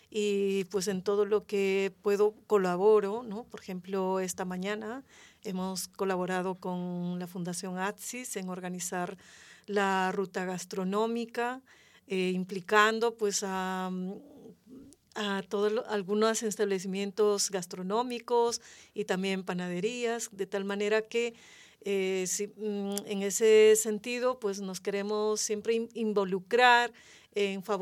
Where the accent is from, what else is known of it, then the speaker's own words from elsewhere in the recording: Andean region, Peru; now in Madrid, Spain; en mi país también es tan extenso, yo soy de la región andina y claro, esto también hace que, no todos los peruanos, peruanas, eh, eh, digamos, provenimos del mismo lugar. Mm, al mismo tiempo también pertenezco a Madrid, ¿no? O sea, me siento madrileña.